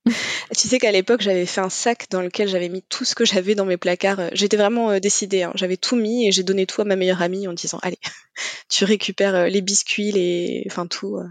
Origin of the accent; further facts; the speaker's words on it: Normandy, France; du coup j'ai 35 ans, je suis normande